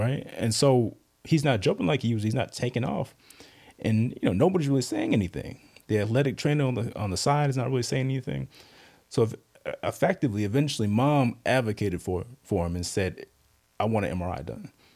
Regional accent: Southlake, Texas, United States; moved away as an adult; also born or lived in Charlotte, North Carolina / Durham, North Carolina / New York; now in Virginia, United States; I grew up mostly in South Lake, Texas, near Dallas.

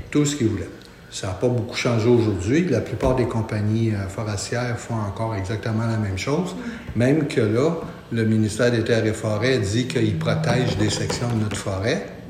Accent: Montreal, Quebec, Canada; Je suis un natif de Montréal, de la petite patrie

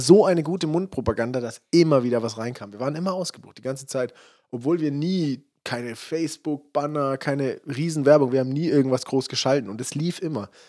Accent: Freiburg, Baden-Württemberg, Germany; ich komme ja aus Freiburg

